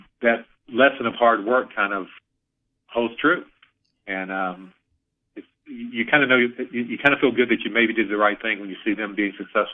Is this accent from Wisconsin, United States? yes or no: no; Alabama, United States; moved away; I grew up in Alabama